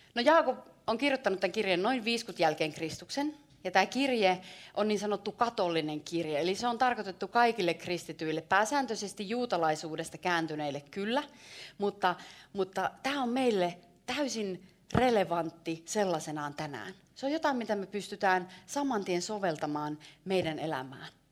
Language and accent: Finnish; Savo, Finland; mä oon savolainen.